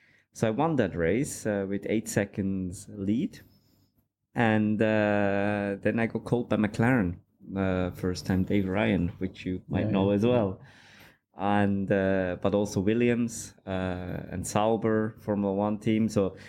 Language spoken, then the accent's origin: English; Switzerland; I grew up in Switzerland, and my dad always liked cars. We went go-karting there, and I used to do a bit of karting.